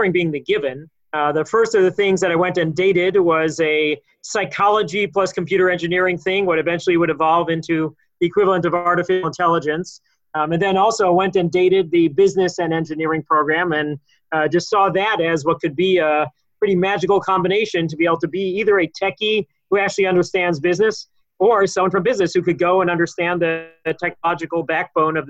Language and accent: English; Los Angeles, California, United States; moved away as an adult; also born or lived in Israel / Philadelphia / Silver Spring; now in Boston, United States; where I'm from, I grew up in Los Angeles